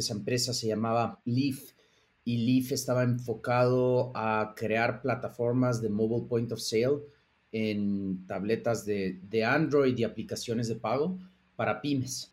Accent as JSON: {"language": "Spanish", "country": "Ecuador", "also_born_or_lived": "Boston / New York", "moved": "yes", "said": "mi, socio Aaron y yo somos, ah, somos ecuatorianos"}